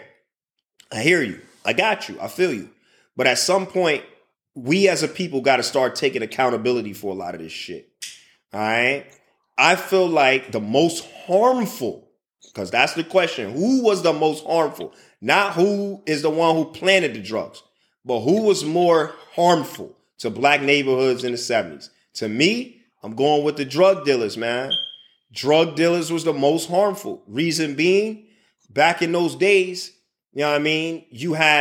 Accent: Chicago, Illinois, United States; also born or lived in Indiana / San Antonio, Texas; now in Middle East; I'm from Chicago. North Pole, north side of Chicago is where I resided for most of my time and my childhood time.

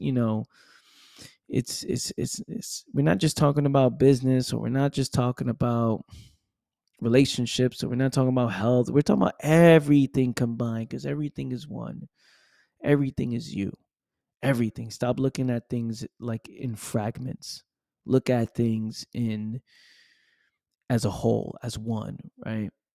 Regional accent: New York City, New York, United States; now in Florida, United States; grew up, born and raised in the Bronx, New York

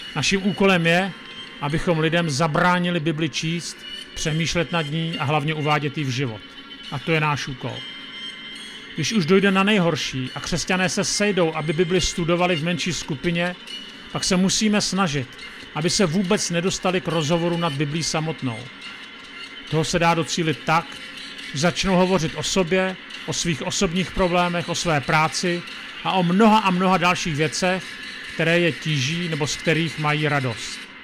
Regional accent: Czechia

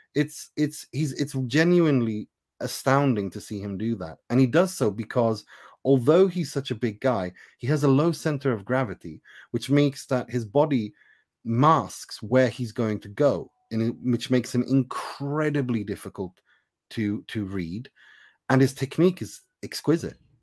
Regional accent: Sweden; also born or lived in Iran; I am born in Iran. I was raised in Sweden

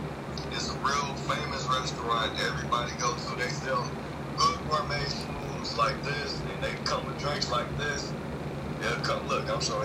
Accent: Chicago, Illinois, United States; I'm from Chicago and my age is 25. I'm 25 years old.

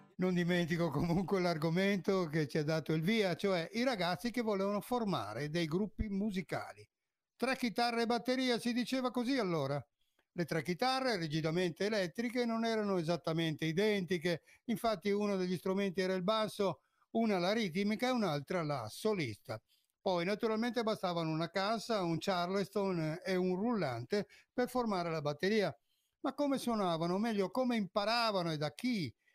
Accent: Veneto, Italy; il Veneto è la mia terra d'origine

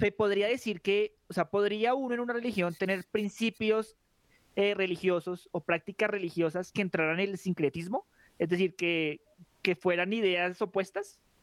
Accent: Colombia; nosotros como colombianos

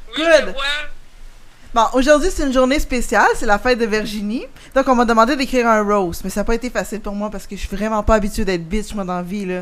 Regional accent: Longueuil, Quebec, Canada; j'ai grandi à Longueuil

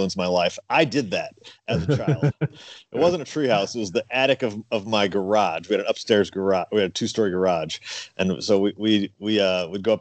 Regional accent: St. Louis, Missouri, United States; now in Knoxville, United States; I'm from Missouri. I'm from St. Louis.

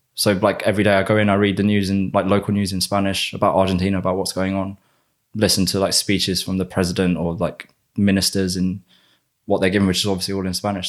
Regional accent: United Kingdom; accent: British; also born or lived in Spain / London; my normal British accent

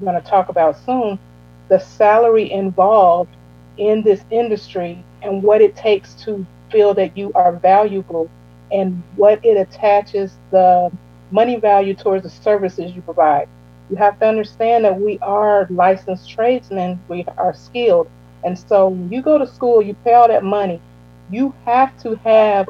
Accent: Illinois, United States; moved away as an adult; now in Georgia, United States; I was born and raised in Illinois.

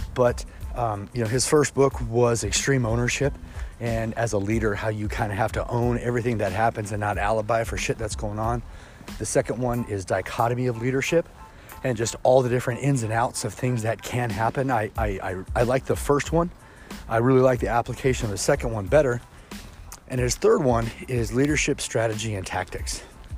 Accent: Kansas City, Missouri, United States; I was raised in Kansas City, Missouri. And so I claim Kansas City as home.

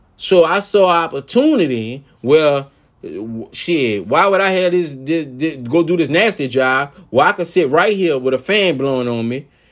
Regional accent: New Orleans, Louisiana, United States; I'm from New Orleans, Louisiana

